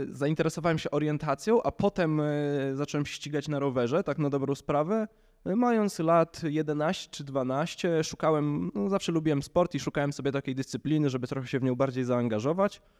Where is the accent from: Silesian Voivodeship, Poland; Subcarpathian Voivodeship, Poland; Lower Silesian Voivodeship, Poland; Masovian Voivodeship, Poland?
Masovian Voivodeship, Poland; Warsaw; To znaczy, tu no, jestem z Warszawy, więc w okolicach Warszawy mi się nie zdarza